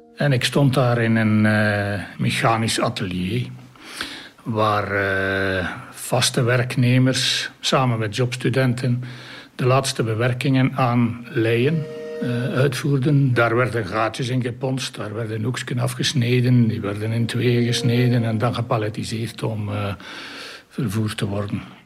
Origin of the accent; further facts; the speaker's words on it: Kemzeke, Flanders, Belgium; now in Oudenaarde, Belgium; Ik ben afkomstig van Kemzeke, vlakbij Sint-Niklaas.